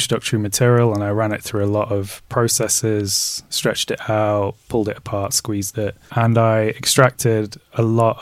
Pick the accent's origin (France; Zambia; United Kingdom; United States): United Kingdom; Derby, East Midlands; also born or lived in Nottingham; now in London, United Kingdom; I grew up in Derby, born in Nottingham. I'm British Jordanian, but neither, and I now live in London.